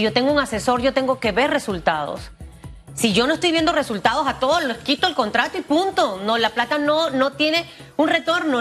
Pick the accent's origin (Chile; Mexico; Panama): Panama; como panameña